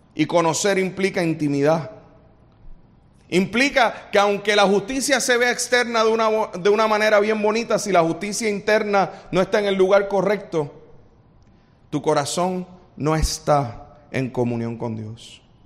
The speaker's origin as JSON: {"language": "Spanish", "country": "Puerto Rico", "said": "los boricuas somos así"}